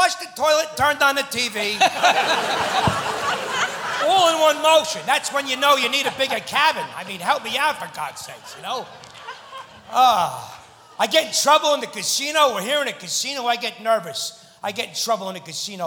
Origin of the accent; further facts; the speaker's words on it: New Jersey, United States; I'm from New Jersey